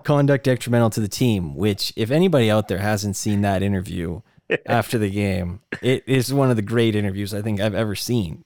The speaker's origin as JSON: {"language": "English", "town": "Charlotte", "region": "North Carolina", "country": "United States", "said": "I was from Charlotte"}